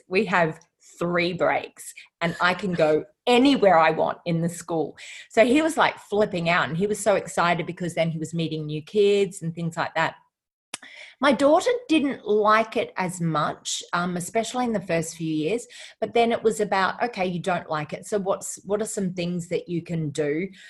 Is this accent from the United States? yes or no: no; Australia; Yeah. Well, I think my family moved around quite a bit with my father's work.